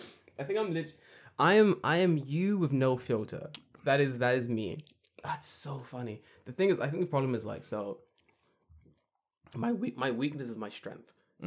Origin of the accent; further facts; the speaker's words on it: London, United Kingdom; I'm from London.